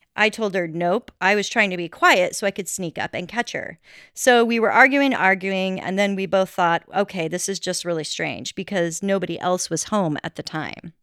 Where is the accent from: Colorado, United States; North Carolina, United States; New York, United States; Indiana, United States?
Colorado, United States; growing up in Colorado